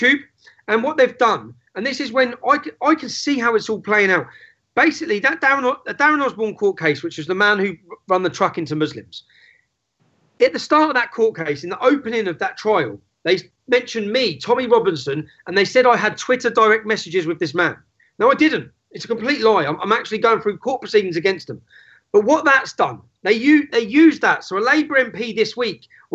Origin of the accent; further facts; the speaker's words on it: Luton, East of England, United Kingdom; my hometown of Luton.